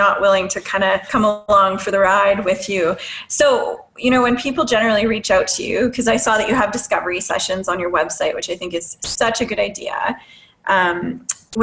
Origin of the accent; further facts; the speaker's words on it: Timmins, Ontario, Canada; I'm from Timmins, Ontario